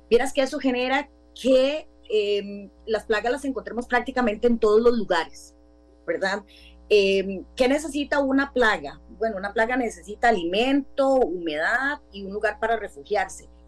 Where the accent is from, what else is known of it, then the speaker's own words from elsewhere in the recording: Grecia, Alajuela, Costa Rica; yo soy de Grecia y tenemos truenos y relámpagos ahorita.